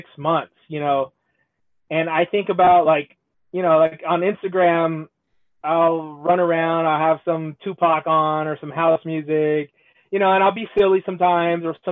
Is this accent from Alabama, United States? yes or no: no; Southern California, United States; I come from SoCal